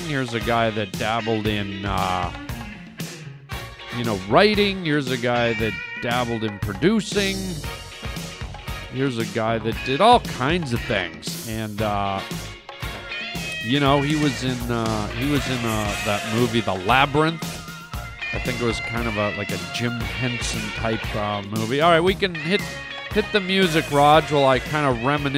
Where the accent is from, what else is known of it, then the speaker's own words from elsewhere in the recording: Canada; I grew up in Canada